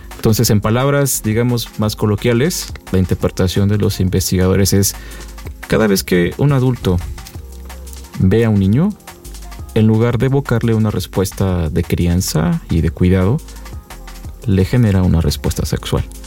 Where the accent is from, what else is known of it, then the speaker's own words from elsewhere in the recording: Mexico; solamente somos tres mexicanos